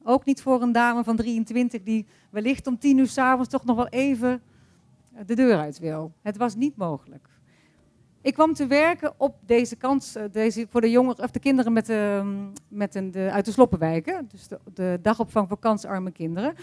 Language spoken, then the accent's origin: Dutch; Wintelre, North Brabant, Netherlands; moved away as an adult; also born or lived in United States / Brazil; Ik ben geboren in Wintelree, een klein Brabants dorpje, een katholiek Brabants dorpje, waar ik fijn opgroeide met mijn ouders en mijn broer